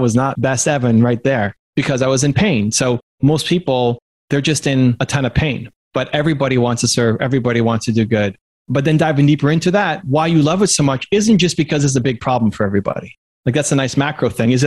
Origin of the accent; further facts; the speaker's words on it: Canada; I'm Canadian